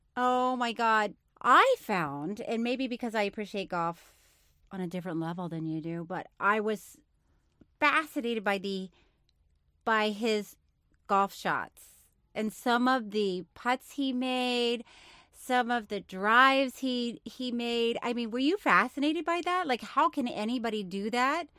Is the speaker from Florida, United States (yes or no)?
yes; Tallahassee, Florida, United States; I grew up in Tallahassee